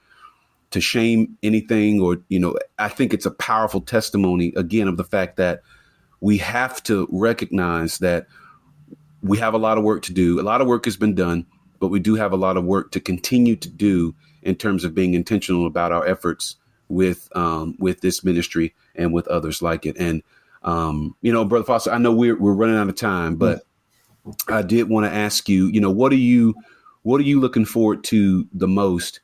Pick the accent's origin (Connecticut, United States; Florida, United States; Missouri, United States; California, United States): Florida, United States; also born or lived in North Carolina; now in Columbia, United States; I'm from Florida.